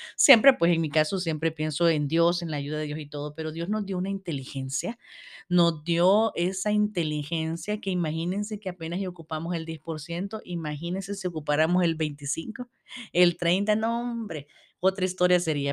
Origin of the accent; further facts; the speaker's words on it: El Salvador; desde mi país, yo soy del Salvador